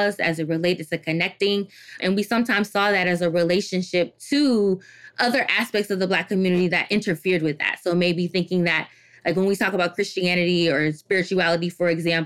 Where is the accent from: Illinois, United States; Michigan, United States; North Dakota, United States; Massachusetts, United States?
Michigan, United States; Detroit; also born or lived in Washington, D.C.; I'm originally from Detroit, Michigan. And growing up in Detroit